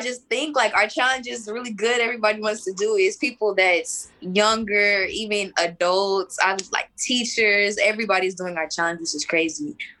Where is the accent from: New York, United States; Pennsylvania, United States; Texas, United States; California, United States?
Texas, United States; I was born in Texas